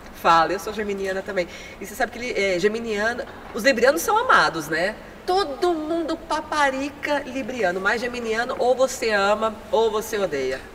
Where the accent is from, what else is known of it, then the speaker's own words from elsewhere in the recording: near Minas Gerais, interior of São Paulo, Brazil; no interiorzão, né? De São Paulo e perto de Minas, que foi onde eu nasci e cresci